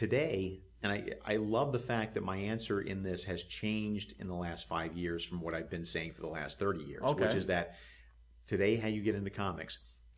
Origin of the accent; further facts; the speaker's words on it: Alabama, United States; I'm from Alabama. Okay. Grew up in the Deep South